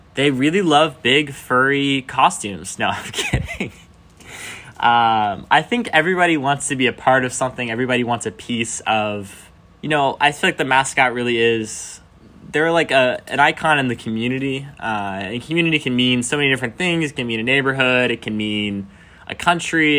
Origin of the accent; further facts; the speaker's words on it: Alabama, United States; moved away as an adult; now in Nashville, United States; I'm from Alabama